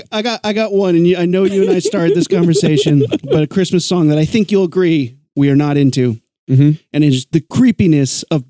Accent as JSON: {"language": "English", "region": "Indiana", "country": "United States", "said": "I'm from Indiana."}